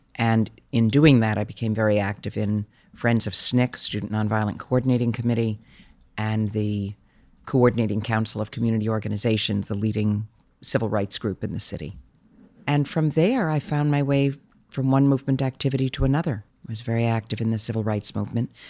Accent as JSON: {"language": "English", "town": "New York City", "region": "New York", "country": "United States", "tie": "born or raised there", "said": "I grew up in a very loving family in New York. I grew up in Brooklyn."}